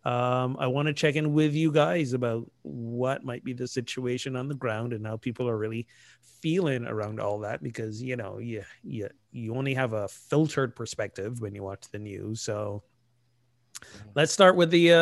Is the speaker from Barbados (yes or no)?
yes; Barbados; moved away; I grew up in Barbados, a British colony.